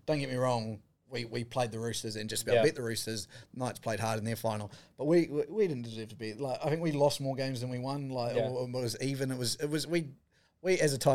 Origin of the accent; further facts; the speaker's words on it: New Zealand; as a New Zealander